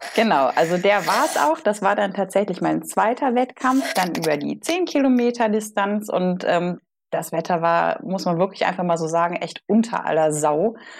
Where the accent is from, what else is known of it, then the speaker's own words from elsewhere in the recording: Solingen, North Rhine-Westphalia, Germany; also born or lived in Bonn; der Solinger, ich komme aus Solingen, der Klingenstadt